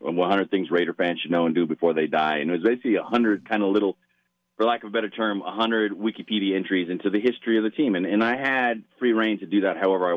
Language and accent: English; Southern California, United States; I'm from Southern California.